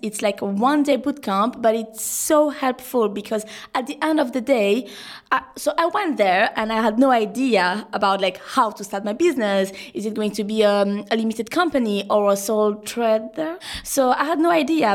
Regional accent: Madagascar; moved away as an adult; also born or lived in France; now in Guernsey; I'm from Madagascar. I was born in Madagascar.

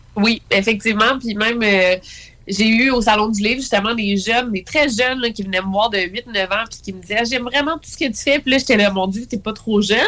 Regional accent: Quebec City, Quebec, Canada; je viens de Québec

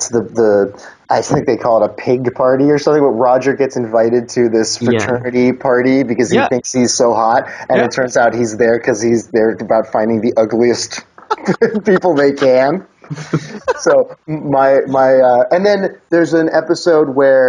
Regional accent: Los Angeles, California, United States; it's my home, born and raised here

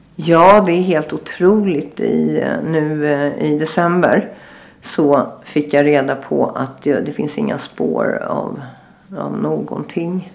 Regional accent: Sweden; moved away as an adult; also born or lived in Agadir, Morocco; now in Marrakesh, Morocco; jag är ju svensk verkligen i grunden

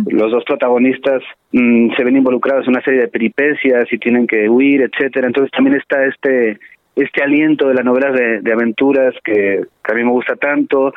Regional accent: Mexico; los mexicanos cuando cuando estudiamos la historia de México

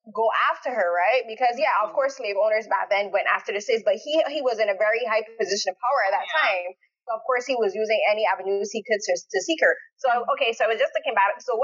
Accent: Barbados; now in Canada; I live in Canada, but I'm born in Barbados.

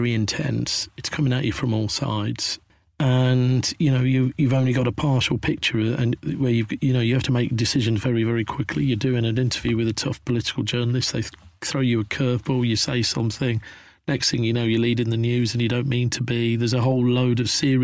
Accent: Midlands, United Kingdom; moved away as an adult; also born or lived in London; growing up in Thatcher's Britain in the Midlands in the 80s and going down to London to look for my fortune

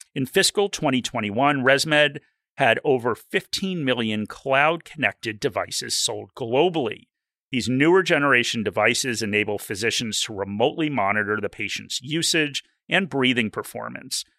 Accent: Australia; I'm an Australian

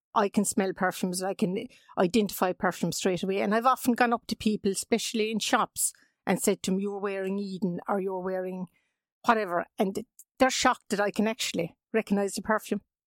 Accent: Mallow, Munster, Ireland; I grew up in Mallow, yes. I had a lovely childhood there

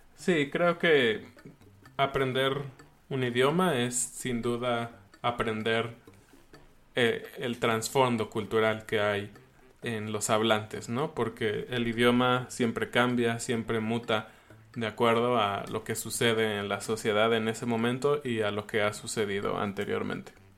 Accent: Mexico

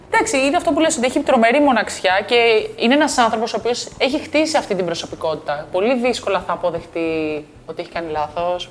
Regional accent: Greece; also born or lived in Texas, United States / New York, United States

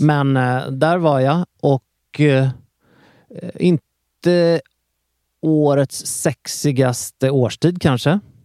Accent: Sweden; jag är svensk och inte italienare

